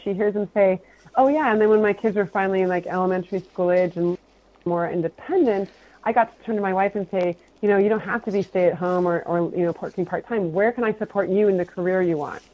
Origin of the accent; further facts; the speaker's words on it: Portland, Oregon, United States; I'm from the Portland, Oregon area